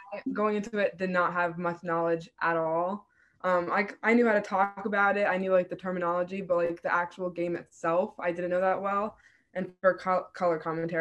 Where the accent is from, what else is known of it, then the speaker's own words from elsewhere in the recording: Rhode Island, United States; URI is my state school. So I'm from Rhode Island.